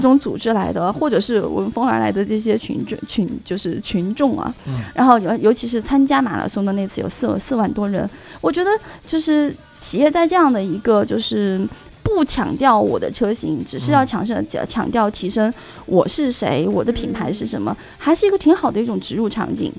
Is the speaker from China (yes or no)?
yes; Chengdu, Sichuan, China; 作为一个成都人，我还是挺能理解的